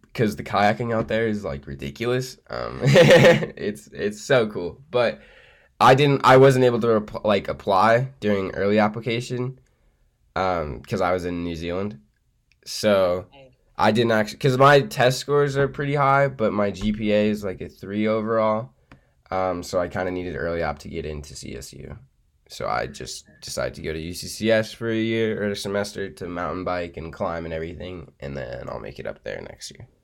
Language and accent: English; Boulder, Colorado, United States; I'm from Boulder.